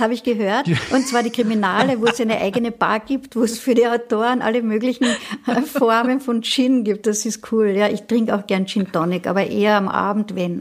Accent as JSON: {"language": "German", "town": "Klagenfurt", "region": "Carinthia", "country": "Austria", "tie": "born or raised there", "moved": "yes", "lives_now": "Vienna, Austria", "said": "es ist mein Geburtshaus. Ich bin nämlich dort geboren worden"}